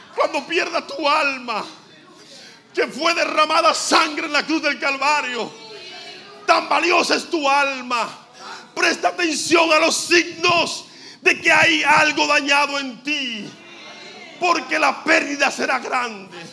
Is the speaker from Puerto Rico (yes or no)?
no; Dominican Republic; como decimos dominicanos